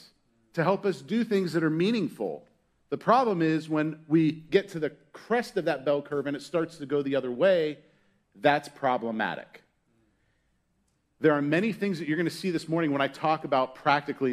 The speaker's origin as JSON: {"language": "English", "town": "Pittsburgh", "region": "Pennsylvania", "country": "United States", "tie": "born or raised there", "moved": "yes", "said": "I was born in Pittsburgh, Pennsylvania, and there was an amusement park called Kennywood. And I went to Kennywood a lot as a kid"}